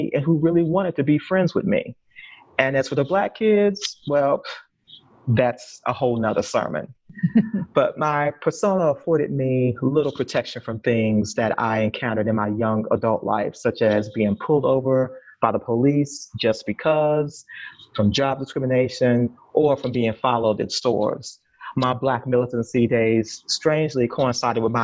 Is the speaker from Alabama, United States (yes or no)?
no; Austin, Texas, United States; I was bused from East Austin to a middle school in Northwest Austin